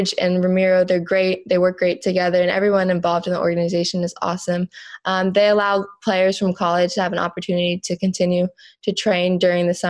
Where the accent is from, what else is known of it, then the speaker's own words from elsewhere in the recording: Jupiter, Florida, United States; I'm from Jupiter, Florida